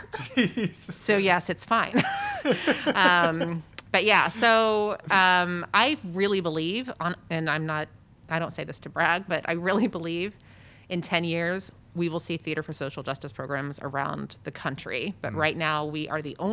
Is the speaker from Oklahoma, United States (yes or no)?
yes; Tulsa, Oklahoma, United States; moved away as an adult; also born or lived in Boston; I am originally from Tulsa, Oklahoma, and I actually grew up there, lived there my whole life